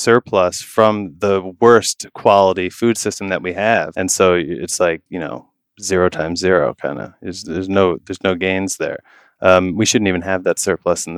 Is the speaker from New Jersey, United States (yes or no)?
yes; New Jersey, United States; I grew up in New Jersey most of my life with my mom, dad, and brother